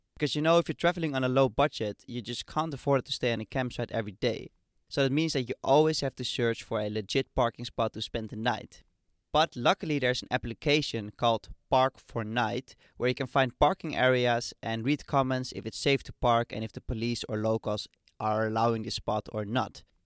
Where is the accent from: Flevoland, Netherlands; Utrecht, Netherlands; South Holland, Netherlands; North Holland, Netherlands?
North Holland, Netherlands; Amsterdam; my hometown, Amsterdam.